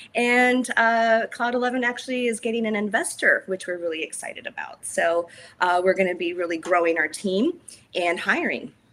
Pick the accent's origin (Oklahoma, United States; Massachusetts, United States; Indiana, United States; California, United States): California, United States; Healdsburg; I was born and raised in Healdsburg, which is wine country